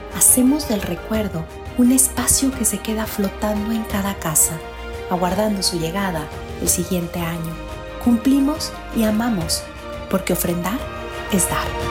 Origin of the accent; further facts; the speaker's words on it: Mexico; como mexicanos, somos resultado de un mundo prehispánico